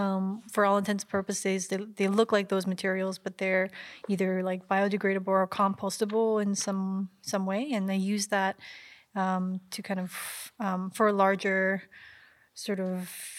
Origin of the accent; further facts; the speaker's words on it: Vancouver, British Columbia, Canada; I'm also from Vancouver